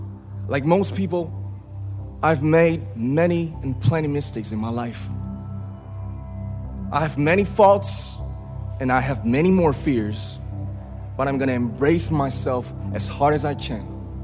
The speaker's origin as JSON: {"language": "English", "town": "Ilsan", "region": "Gyeonggi Province", "country": "South Korea", "tie": "born or raised there", "said": "I was born in Ilsan, a city near Seoul, South Korea."}